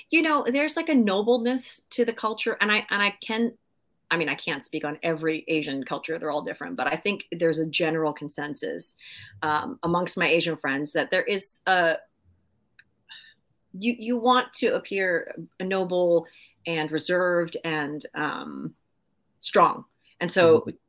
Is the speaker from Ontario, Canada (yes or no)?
no; Maple Ridge, British Columbia, Canada; Yeah, in a tiny little town called Maple Ridge. Uh, we have some really cool people that came out of Maple Ridge.